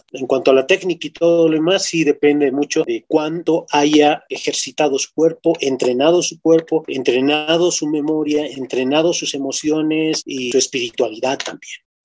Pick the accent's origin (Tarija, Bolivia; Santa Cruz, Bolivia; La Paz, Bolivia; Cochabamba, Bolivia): La Paz, Bolivia; muestra lo que somos como bolivianos, nuestra esencia, no solamente como bolivianos, desde la zona donde vivimos, la ciudad donde vivimos, nos muestra como paseños